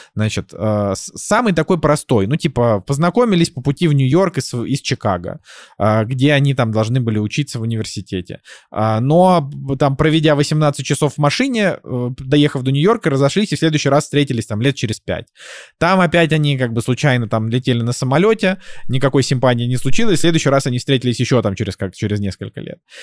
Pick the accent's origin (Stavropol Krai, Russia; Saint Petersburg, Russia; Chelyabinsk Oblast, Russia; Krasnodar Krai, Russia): Saint Petersburg, Russia; moved away; мой родной город